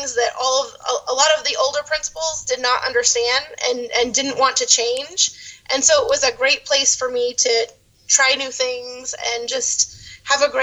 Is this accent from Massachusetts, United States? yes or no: yes; Dartmouth, Massachusetts, United States; moved away as an adult; now in Florida, United States; I was born and raised in Dartmouth, Massachusetts, a little town on the south coast between Providence, Rhode Island, and Cape Cod. I lived there for 24 years before I moved